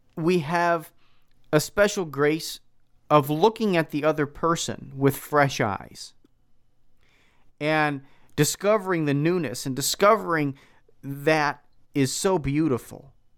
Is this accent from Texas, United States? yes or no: no; Philadelphia, Pennsylvania, United States; now in Milwaukee, United States; I grew up in Philadelphia